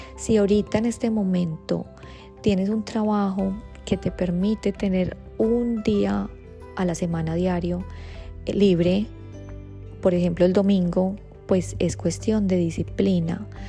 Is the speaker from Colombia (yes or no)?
yes; Colombia; soy de Colombia